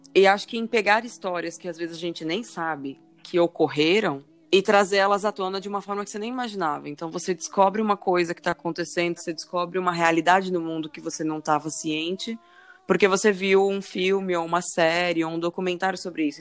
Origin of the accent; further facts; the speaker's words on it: Natal, Rio Grande do Norte, Brazil; also born or lived in São Paulo; eu sou nascida em São Paulo, cresci grande parte da minha vida em Natal